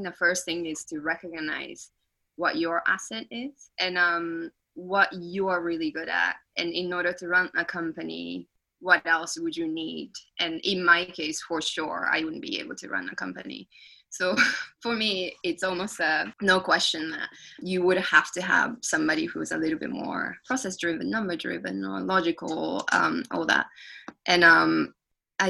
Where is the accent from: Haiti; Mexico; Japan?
Japan; born or raised there; first language Japanese; English is a second language; moved away